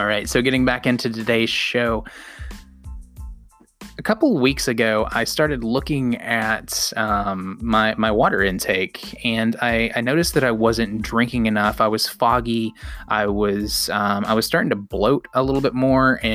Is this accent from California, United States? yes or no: no; outside of Chattanooga and Cleveland, the South, Tennessee, United States; I grew up in the South. I grew up in Chattanooga. Well, outside of Chattanooga and Cleveland